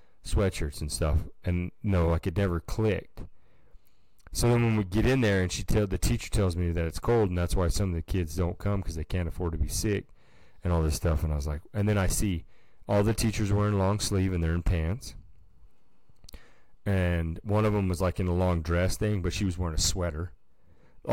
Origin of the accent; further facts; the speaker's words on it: Nevada, United States; we're from Nevada. It's like a desert.